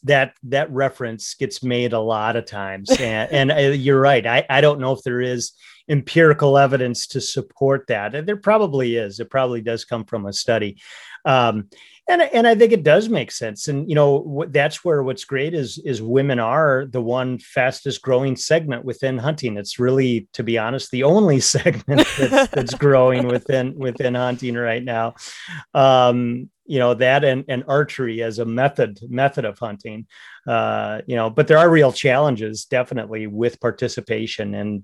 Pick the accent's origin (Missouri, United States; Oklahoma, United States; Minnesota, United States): Minnesota, United States; I grew up in North Central Minnesota in the heart of the lakes area, which is a very big fishing culture and hunting culture.